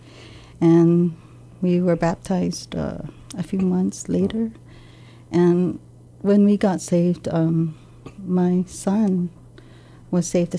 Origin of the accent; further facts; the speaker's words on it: Barrigada, Guam; I grew up in Barrigada